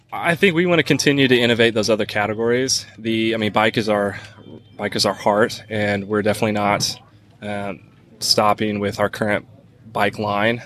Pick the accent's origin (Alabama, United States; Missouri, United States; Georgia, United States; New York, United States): Missouri, United States; Southwest; moved away as an adult; also born or lived in Colorado; I'm originally from Southwest Missouri, um, but for about a I don't know ten year stretch prior to moving back home, uh, lived out in Colorado